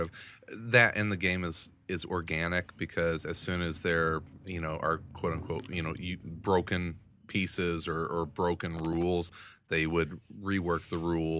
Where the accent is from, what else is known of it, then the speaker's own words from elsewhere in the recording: Southern Illinois, United States; growing up in Southern Illinois